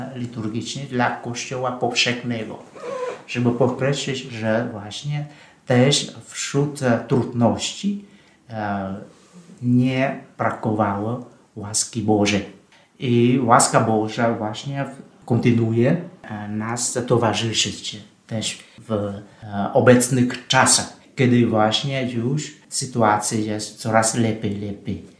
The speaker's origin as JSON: {"language": "Polish", "country": "Vietnam", "also_born_or_lived": "Russia / Poland", "second_language": "Polish", "moved": "as an adult", "lives_now": "Rome, Italy", "said": "Ja jestem franciszkaninem e, z Wietnamu"}